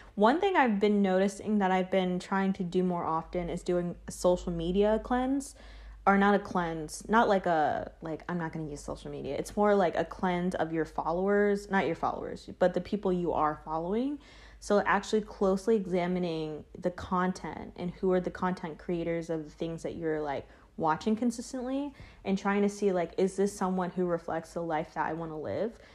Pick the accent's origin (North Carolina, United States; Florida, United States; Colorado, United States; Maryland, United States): North Carolina, United States; Charlotte; moved away as an adult; now in New York, United States; I lived pretty, pretty much majority of my life in s, a small town in Charlotte.